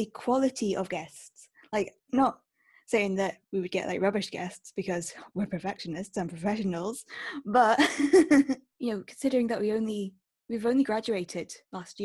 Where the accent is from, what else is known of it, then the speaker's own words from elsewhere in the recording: Stirling, Scotland, United Kingdom; I'm from Stirling in Scotland